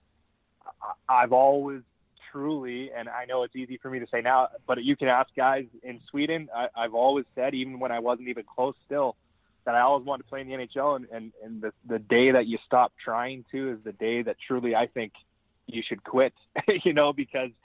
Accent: Calgary, Alberta, Canada; moved away; in Calgary, in my hometown, sleep my own bed

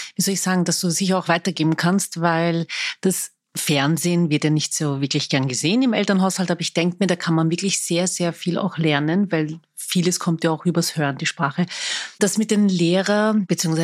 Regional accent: Vienna, Austria; Ich bin waschechte Wienerin

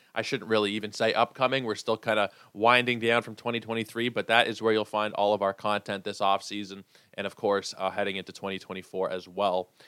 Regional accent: Toronto, Ontario, Canada; growing up, especially being from Toronto, being Canadian

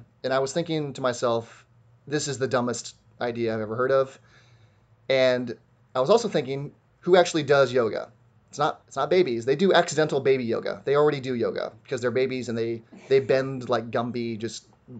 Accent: San Diego, California, United States; I'm mostly in San Diego anyway, and I'm from San Diego

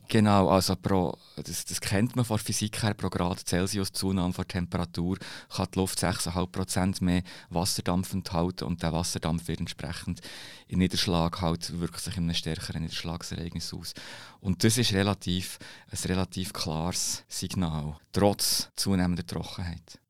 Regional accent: Bern, Switzerland; ich bin Berner

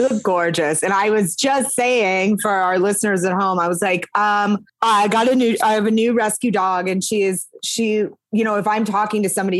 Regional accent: Maine, United States; moved away as an adult; also born or lived in Montreal, Canada / New York, United States; now in Los Angeles, United States; I'm from Maine. I mm-hmm. went to college in Quebec.

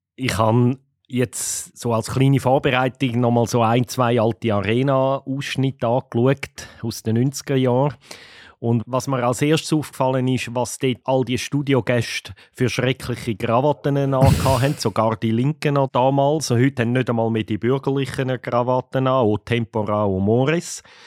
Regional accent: Switzerland; Bei uns in der Schweiz

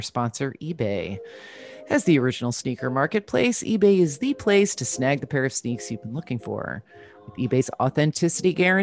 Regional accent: New Jersey, United States; I'm from New Jersey

